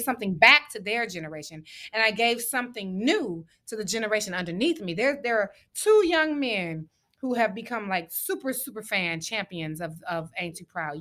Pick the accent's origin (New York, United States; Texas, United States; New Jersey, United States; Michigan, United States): Michigan, United States; Detroit; moved away; we both know what it's like to be from Detroit